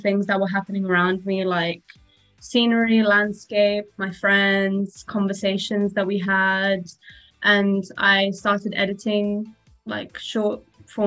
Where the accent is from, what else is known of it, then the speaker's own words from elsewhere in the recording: Cyprus; moved away; also born or lived in Glasgow; I'm from Cyprus